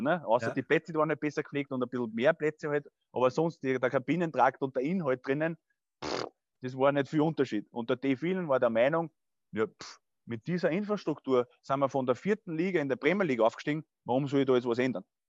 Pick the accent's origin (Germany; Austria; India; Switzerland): Austria; Burgstall an der Erlauf, Lower Austria; also born or lived in Scheibbs; geboren ich, und aufgewachsen in Burgstall an der Erlauf.